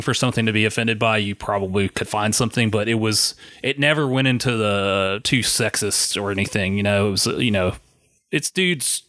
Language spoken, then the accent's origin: English; South Carolina, United States; I'm from South Carolina, but very close to Georgia